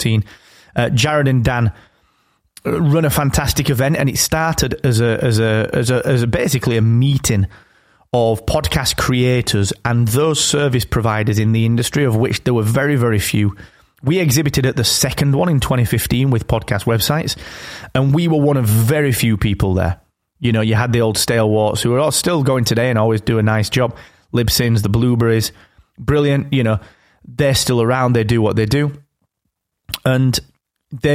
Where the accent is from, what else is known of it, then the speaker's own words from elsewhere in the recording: England, United Kingdom; I'm English. That's just because I live here.